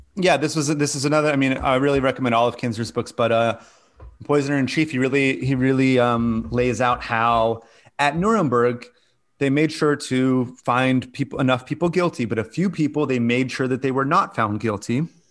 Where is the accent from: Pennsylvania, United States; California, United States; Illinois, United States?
California, United States; I'm from California